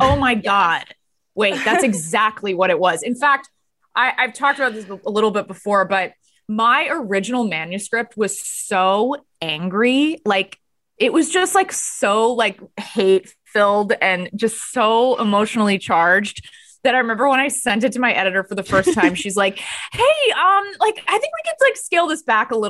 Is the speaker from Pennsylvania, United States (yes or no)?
no; Texas, United States; also born or lived in Los Angeles / New York; I'm from Texas, but I lived in LA and New York.